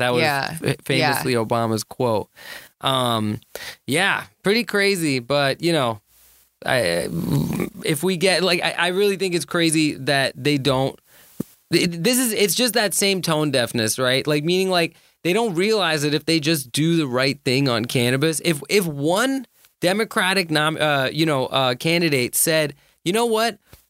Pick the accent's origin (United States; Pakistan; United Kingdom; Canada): Pakistan; I'm Pakistani.